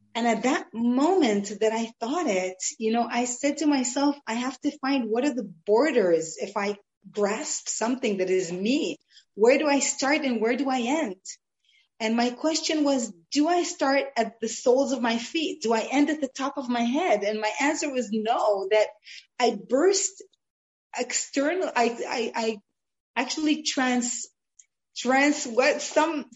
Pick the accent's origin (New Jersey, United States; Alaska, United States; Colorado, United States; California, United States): California, United States; Los Angeles; now in Israel; I grew up in Los Angeles